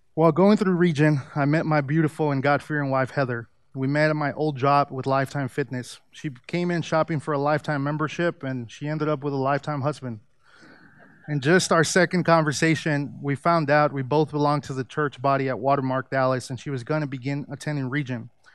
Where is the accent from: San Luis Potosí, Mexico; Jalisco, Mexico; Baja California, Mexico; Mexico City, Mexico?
Mexico City, Mexico; moved away; I was born in Mexico City, and most of my family is Catholic. I grew up attending church